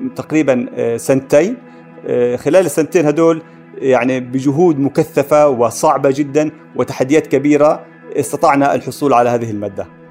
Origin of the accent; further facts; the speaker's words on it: Palestine; كان في منتجات عندنا في القدس في نابلس